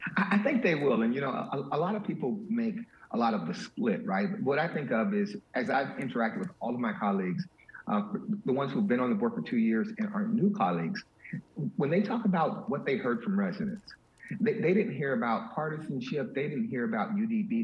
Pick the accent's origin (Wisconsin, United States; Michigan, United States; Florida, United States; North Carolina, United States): Florida, United States; Miami Gardens; I'm a kid from Miami Gardens